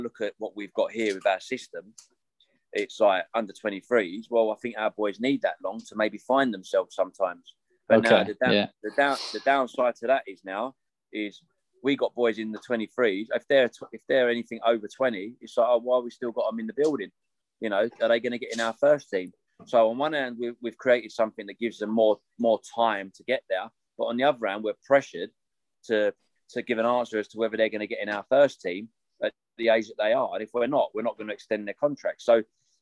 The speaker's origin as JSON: {"language": "English", "region": "England", "country": "United Kingdom", "tie": "born or raised there", "said": "I was born in England"}